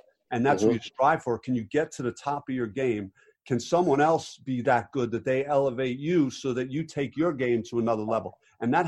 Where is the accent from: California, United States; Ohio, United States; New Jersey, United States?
New Jersey, United States; Jersey City; I grew up in Jersey City, and my dad was really hard on me growing up